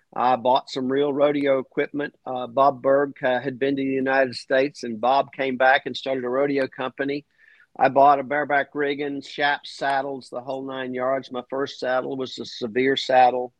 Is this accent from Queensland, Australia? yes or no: yes; Clermont, Queensland, Australia; moved away; my hometown rodeo in Clermont